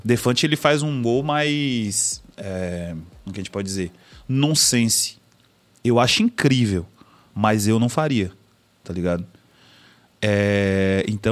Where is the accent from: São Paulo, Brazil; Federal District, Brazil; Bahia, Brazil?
Bahia, Brazil; Salvador; Eu moro na Bahia, meu patrão, tá ligado? Moro em Castelo Branco. Meu jeito de falar é outro